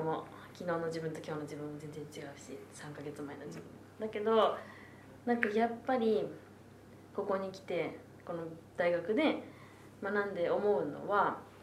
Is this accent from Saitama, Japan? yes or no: no; Tokyo, Japan; おばあちゃんから3代ずっと浅草に住んでるので、私も生っ粋の江戸っ子になるわけで